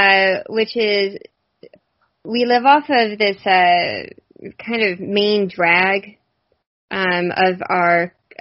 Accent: Houston, Texas, United States; we never grew up with, like, snow days or anything. I think it's snowed twice in Houston

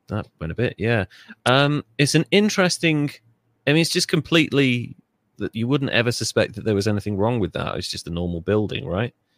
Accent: Wales, United Kingdom; I grew up in Wales

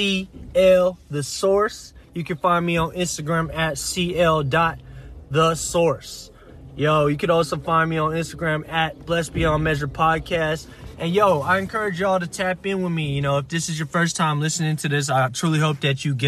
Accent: United States; I was born here in the States

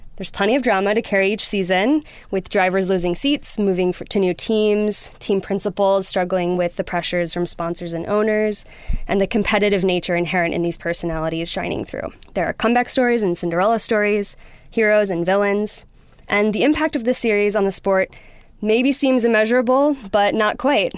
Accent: Wisconsin, United States; moved away as an adult; also born or lived in New York; now in London, United Kingdom; I grew up in Wisconsin with a dad who was very into motorsports

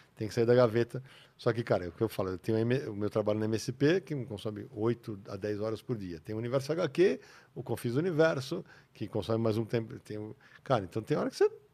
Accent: São Paulo, Brazil; Eu sou da Moca

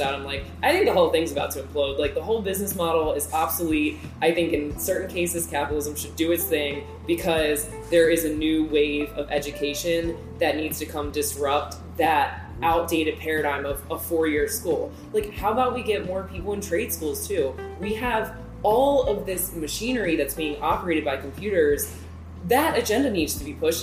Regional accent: Calvert County, Maryland, United States; moved away as an adult; also born or lived in Wilmington, North Carolina / Baltimore, Maryland / Washington, District of Columbia, United States; now in Virginia, United States; I am from the smallest county in Maryland, Calvert County

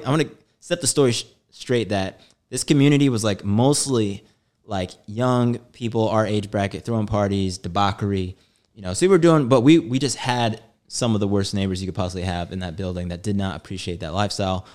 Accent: St. Louis, Missouri, United States; moved away as an adult; also born or lived in New York; I moved from Saint Louis. So I'm a Midwesterner

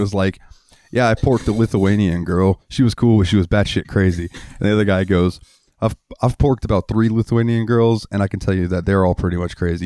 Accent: Jacksonville, Florida, United States; I like the Jaguars because I'm from Jacksonville

